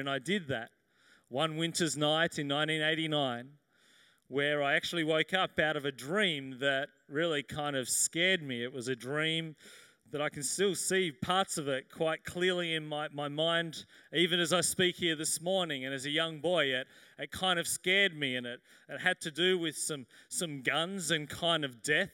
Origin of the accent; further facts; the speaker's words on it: Sydney, New South Wales, Australia; I grew up here in Sydney.